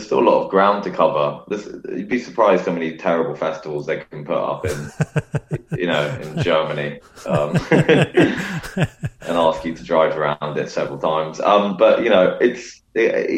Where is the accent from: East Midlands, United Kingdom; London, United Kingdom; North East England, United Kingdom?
London, United Kingdom; growing up in London